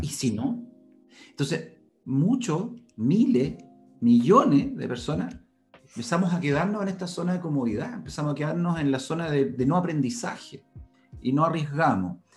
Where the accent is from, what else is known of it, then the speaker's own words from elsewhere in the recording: Santiago, Santiago Metropolitan Region, Chile; yo nací acá en Santiago, hijo de un padre español